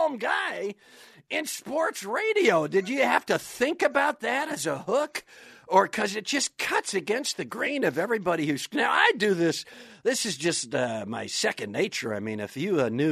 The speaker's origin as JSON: {"language": "English", "region": "Wisconsin", "country": "United States", "said": "I'm from Wisconsin"}